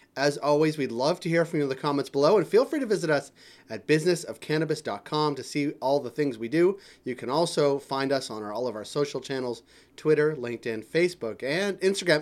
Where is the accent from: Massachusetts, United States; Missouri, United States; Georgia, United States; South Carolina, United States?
Massachusetts, United States; Massachusetts, my home state